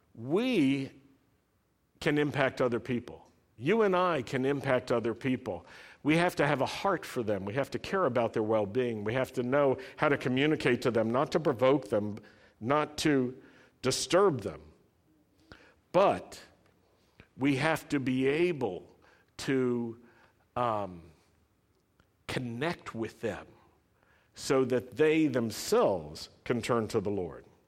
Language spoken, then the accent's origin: English; the South, United States; I grew up in the South